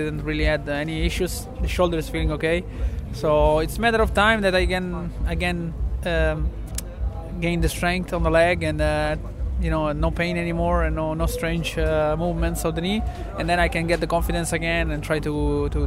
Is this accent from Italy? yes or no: yes; central Italy, Italy; we are from Central Italy